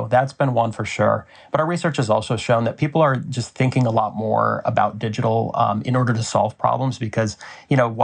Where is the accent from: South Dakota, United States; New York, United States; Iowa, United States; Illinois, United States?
Iowa, United States; Des Moines; We grew up in Des Moines, Iowa.